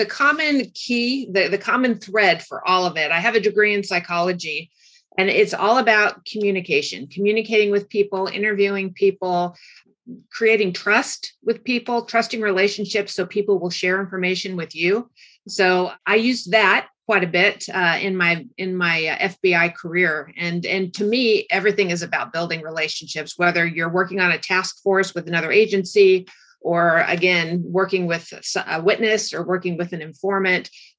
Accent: California, United States; Orange County, California.

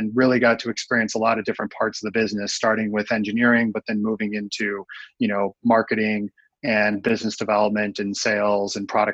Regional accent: Fargo, North Dakota, United States; I grew up in the Midwest. I grew up in a town called Fargo

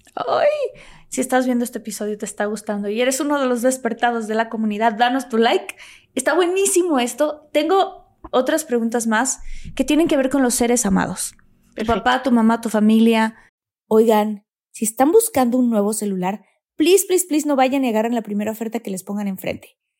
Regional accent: Mexico; yo soy de México y amo mi país

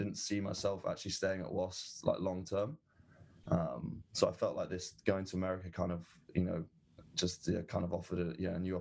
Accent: England, United Kingdom; moved away as an adult; also born or lived in Berkeley, California; coming into American culture as an English person

